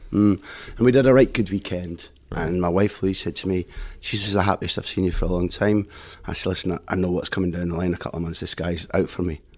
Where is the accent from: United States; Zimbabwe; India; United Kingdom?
United Kingdom; Aberdeen, Scotland; moved away as an adult; now in Spain; growing up in Aberdeen um, had been just the same as anybody's normal childhood